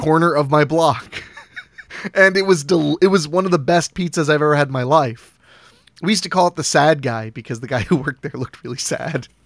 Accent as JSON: {"language": "English", "region": "Ohio", "country": "United States", "said": "I'm from Ohio"}